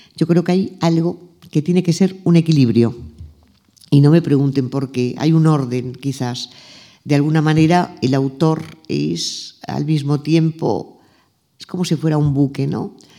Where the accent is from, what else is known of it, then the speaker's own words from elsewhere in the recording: Arenys de Mar, Catalonia, Spain; Arenys de Mar, que es donde yo nací, nos llevaban las monjas de mi colegio